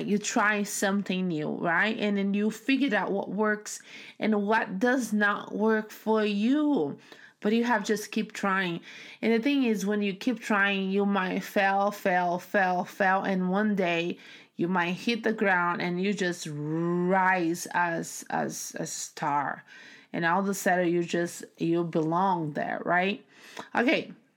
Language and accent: English; Brazil; English is a second language; now in United States; growing up in Brazil